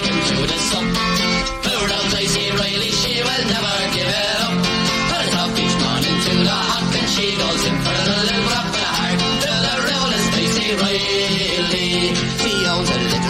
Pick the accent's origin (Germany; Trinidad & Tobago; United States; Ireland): Ireland; also born or lived in Lucan; from Ireland.